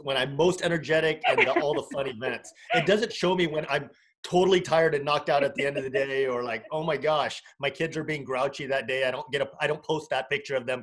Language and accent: English; United States; also born or lived in California; I'm Vietnamese American